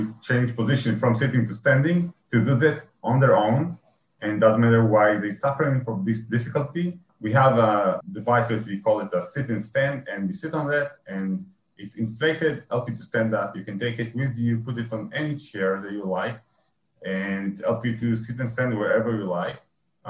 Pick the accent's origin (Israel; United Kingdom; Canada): Israel; I'm from Israel.